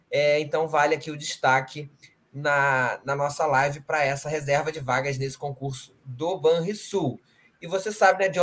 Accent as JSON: {"language": "Portuguese", "region": "Rio de Janeiro", "country": "Brazil", "said": "sou carioca mesmo"}